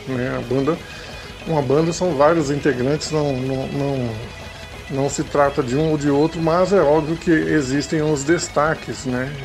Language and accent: Portuguese; Porto Alegre, Rio Grande do Sul, Brazil; moved away; also born or lived in Central-West Brazil; eu sou gaúcho, eu sou de Porto Alegre